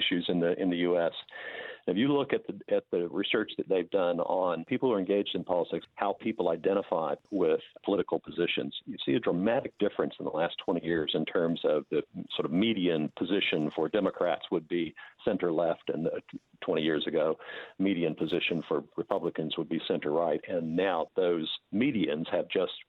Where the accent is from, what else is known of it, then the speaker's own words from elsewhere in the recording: United States; accent: American; now in New Zealand; as you can tell from my accent, as an American.